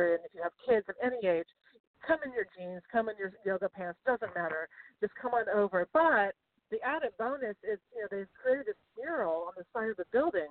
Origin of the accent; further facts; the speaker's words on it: Sacramento, California, United States; I grew up in Sacramento